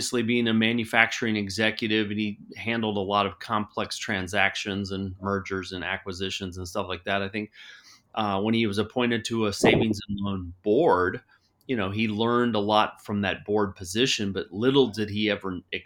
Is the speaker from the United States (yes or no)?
yes; Cincinnati, Ohio, United States; moved away as an adult; now in Arizona, United States; I was born and raised in Cincinnati, Ohio